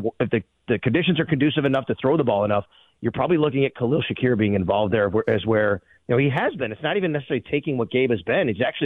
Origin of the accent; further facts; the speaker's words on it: Buffalo, New York, United States; I know I'm from Buffalo. I live here.